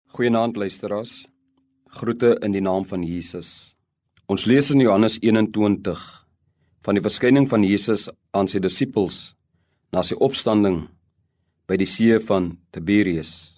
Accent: South Africa; Ons bevind ons as Suid-Afrikaners in 'n pragtige land

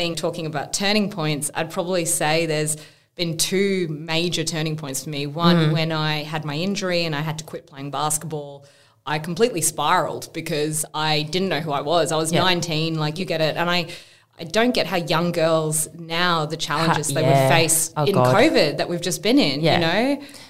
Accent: Perth, Western Australia, Australia; born there; Well, I actually didn't grow up in Melbourne. I was born in Perth, yep, in WA

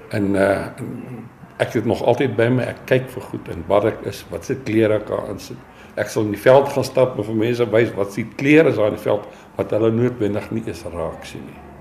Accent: Germiston, Gauteng, South Africa; moved away as an adult; also born or lived in Springs / KwaZulu-Natal; now in Pretoria, South Africa; ek het groot geword in Germiston, Primrose

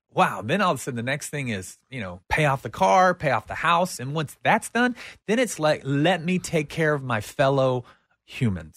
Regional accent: United States; we as an American society

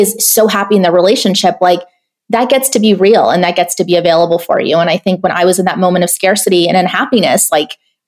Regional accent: San Ysidro, California, United States; I grew up in Section 8 housing in a border town called San Ysidro, like right next to, you know, the Mexican border in California

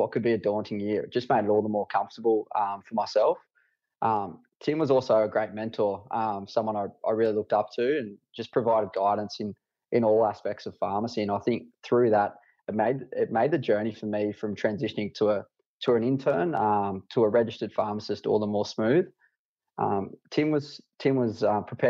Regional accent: Dubbo, New South Wales, Australia; set up a satellite men's health clinic out of my hometown at Dubbo

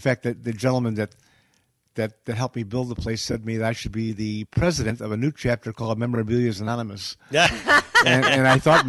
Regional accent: Chicago, Illinois, United States; I'm from Chicago.

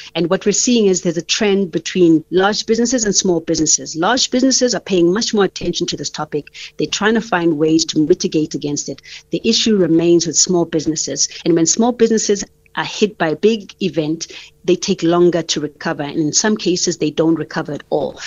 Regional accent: South Africa; as a South African

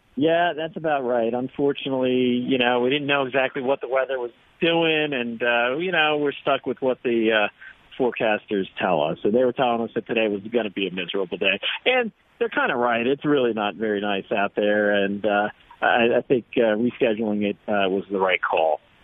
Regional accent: New Jersey, United States; accent: East Coast; now in Colorado, United States; originally from New Jersey

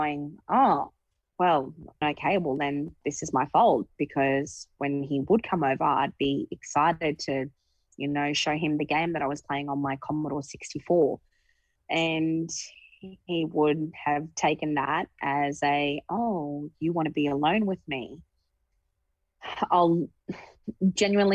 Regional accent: Brisbane, Queensland, Australia; I grew up in Brisbane.

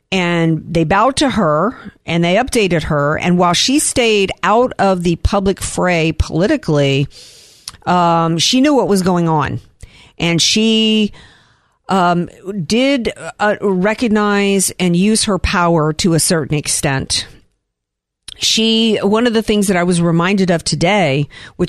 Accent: the South, United States; now in California, United States; I grew up in the South

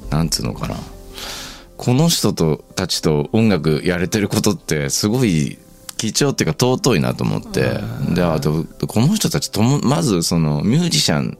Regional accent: Yamanashi, Japan; ねでも山梨県出身だからね山に行くのは仕方がないです

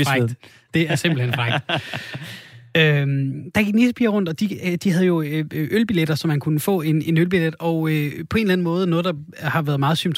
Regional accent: Odense, Southern Denmark, Denmark; Du er fra, du er fra Odense? Jeg er fra Odense.

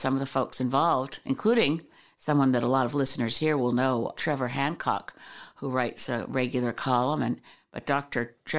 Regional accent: Canada; This is a wonderful thing about being Canadian

